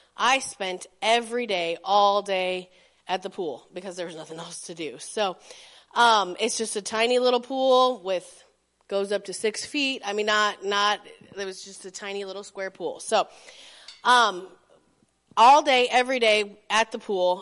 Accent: Belden, Nebraska, United States; I grew up in Belden

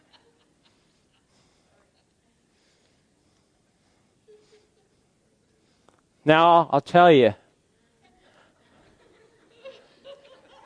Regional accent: Fairbury, Nebraska, United States; my hometown of Fairbury

